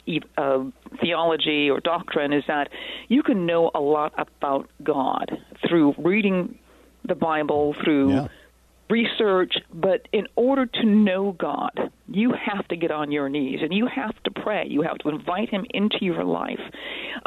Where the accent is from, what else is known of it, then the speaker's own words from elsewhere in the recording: Minnesota, United States; I grew up in Minnesota